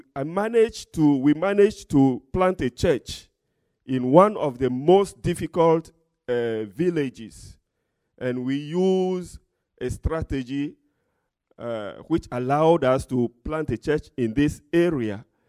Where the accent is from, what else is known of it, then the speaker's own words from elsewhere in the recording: Togo; I'm from Togo, West Africa